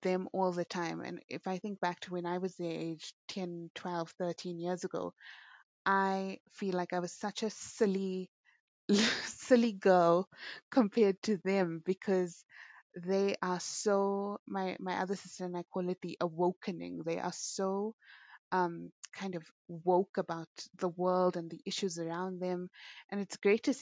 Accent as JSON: {"language": "English", "country": "South Africa", "said": "as Muslim people, as South African Indian people"}